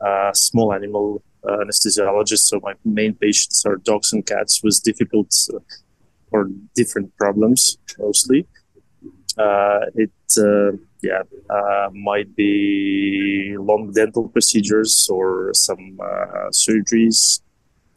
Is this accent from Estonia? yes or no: yes; Estonia; I'm originally from Estonia, and I lived all my life